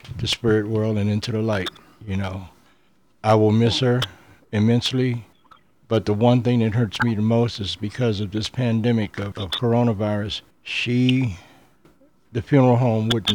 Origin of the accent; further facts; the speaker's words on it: United States; as American Indians